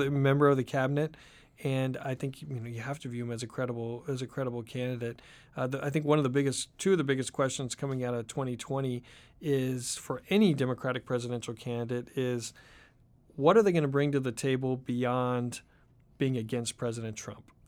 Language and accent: English; Oregon, United States; moved away; also born or lived in Southern California / Washington, D.C.; I grew up in Oregon